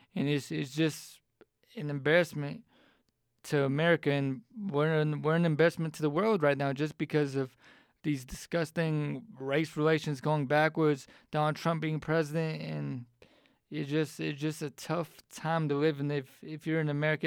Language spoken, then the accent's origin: English; Atlanta, Georgia, United States; moved away as an adult; also born or lived in Charlottesville, Virginia; Atlanta's my hometown